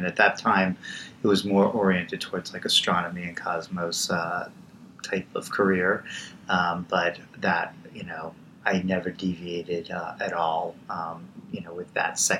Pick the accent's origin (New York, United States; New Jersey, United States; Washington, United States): New York, United States; New York City; moved away as an adult; now in California, United States; So, I grew up in Queens. I'm the first member of my family to go to college.